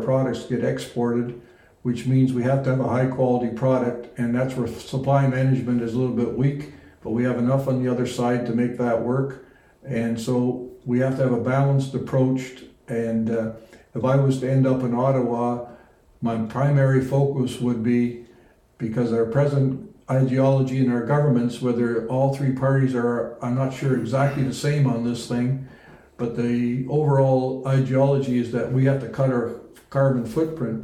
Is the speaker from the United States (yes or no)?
no; Netherlands; now in Canada; that's actually my home country holland